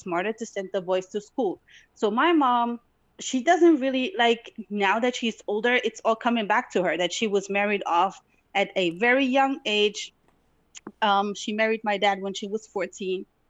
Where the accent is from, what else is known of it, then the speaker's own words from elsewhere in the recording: Tetouan, Tanger-Tetouan-Al Hoceima, Morocco; now in Germany; I was born in Morocco, in North Morocco, to be exact. Um, it's a beautiful city, but goes by the name of Tetuan. I was born there.